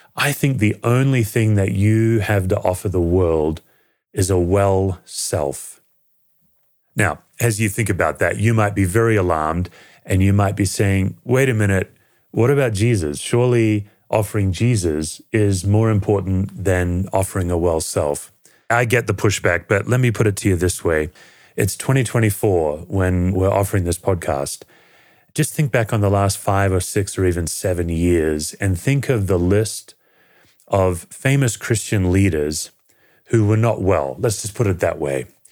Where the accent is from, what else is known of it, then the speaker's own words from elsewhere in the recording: Perth, Western Australia, Australia; now in United States; I was born in Western Australia in a city called Perth, the most isolated city in the world, and I grew up and was raised in a secular family